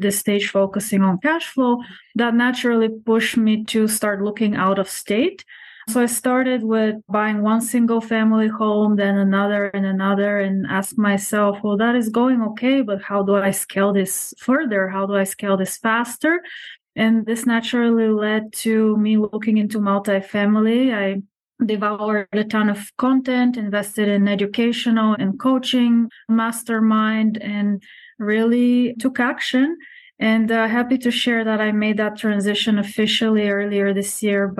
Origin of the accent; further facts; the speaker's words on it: Bulgaria; now in United States; I'm originally from Bulgaria, came to the United States many years ago